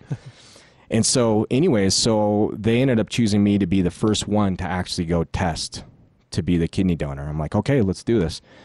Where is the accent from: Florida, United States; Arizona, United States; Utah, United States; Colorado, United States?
Colorado, United States; Denver; also born or lived in Philippines; I'm from actually Denver, Colorado